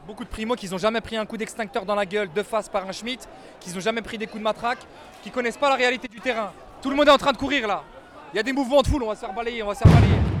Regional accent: Yvelines, Île-de-France, France; je suis des Yvelines. J'ai 33 ans, je suis un jeune qui a grandi en banlieue

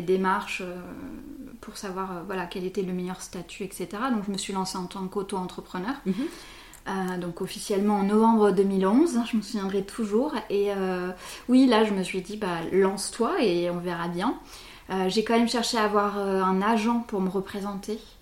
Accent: Bordeaux, Nouvelle-Aquitaine, France; je suis bordelaise depuis 37 ans, en fait, depuis toujours

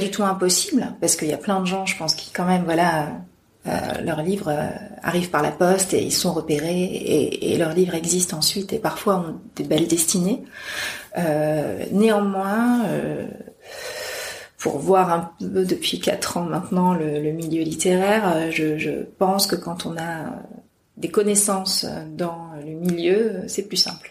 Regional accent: Amiens, Hauts-de-France, France; je viens d'Amiens, donc, je suis en province, je ne suis pas parisienne

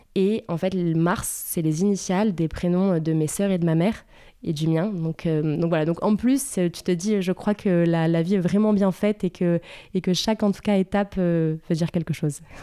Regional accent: Bordeaux, Nouvelle-Aquitaine, France; je suis une vraie bordelaise. Je viens euh, de, Bordeaux

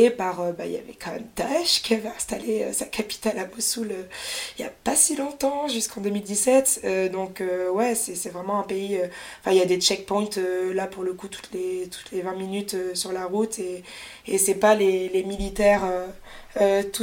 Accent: France; En plus, moi, je suis française, donc euh, quand même, comme dans tout pays, il y a des restrictions

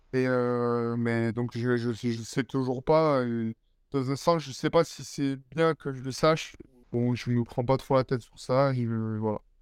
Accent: Perpignan, Occitania, France; also born or lived in Nice / Évreux; je suis parti avec ma mère sur, sur Perpignan, donc là où je vis toujours

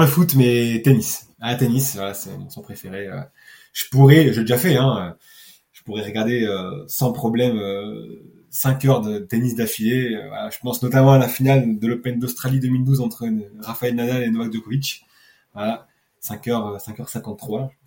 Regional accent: Nice, Provence-Alpes-Côte d'Azur, France; je suis niçois

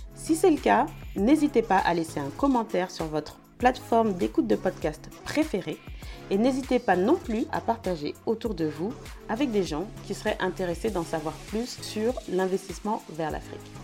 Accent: France; on est français, on y vit

